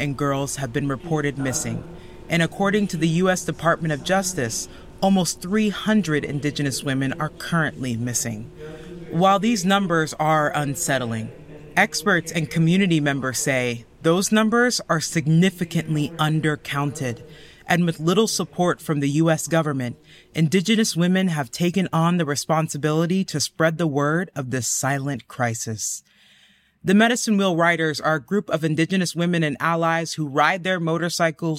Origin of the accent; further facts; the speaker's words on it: Missouri, United States; I'm from Missouri